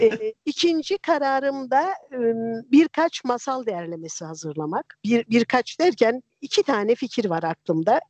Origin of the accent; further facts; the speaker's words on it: a central village of Erzincan, Turkey; now in İzmir, Turkey; çocukluğumun e, yılbaşıları Erzincan'ın mer- bir merkez köyünde e, 60'lı yılların sonunda 70'li yılların başında